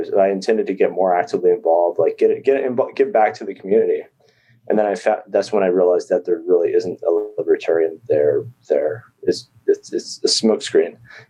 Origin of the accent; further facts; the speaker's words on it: Texas, United States; moved away as an adult; also born or lived in Virginia; So I grew up in Texas.